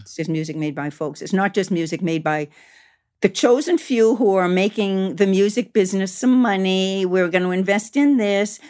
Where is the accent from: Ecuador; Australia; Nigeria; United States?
United States; also born or lived in Canada; I grew up around Italian American, you know, semi-mafia people, you know, in, in Maine and Massachusetts